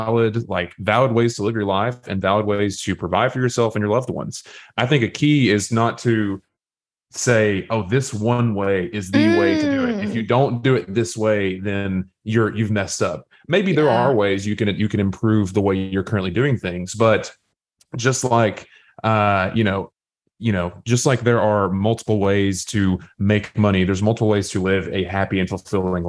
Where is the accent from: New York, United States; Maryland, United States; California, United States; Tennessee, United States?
Tennessee, United States; Southeast; I was raised in Southeast Tennessee